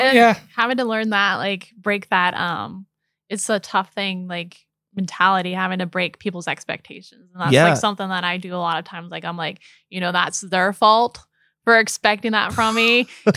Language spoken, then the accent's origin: English; Missouri, United States; We're originally from Missouri.